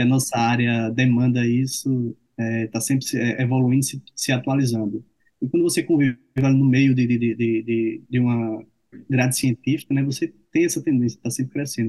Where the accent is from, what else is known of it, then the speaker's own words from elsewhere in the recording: Arapiraca, Alagoas, Brazil; moved away as an adult; also born or lived in Campina Grande / Salvador; now in Maceió, Brazil; eu sou natural de Arapiraca, Alagoas, hoje eu moro em Maceió